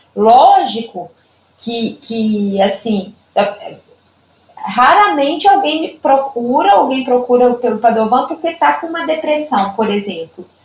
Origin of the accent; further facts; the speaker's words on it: Lima Duarte, Minas Gerais, Brazil; accent: Zona da Mata Mineira; also born or lived in São José dos Campos, São Paulo; now in Juiz de Fora, Brazil; E eu sou é, nascida em São José dos Campos, né, em São Paulo, mas eu sou mineira, né? Porque eu fui criada, só nasci, morei até três anos de idade e vim para Lima Duarte, que é uma cidadezinha aqui do interior de Minas, perto de Juiz de Fora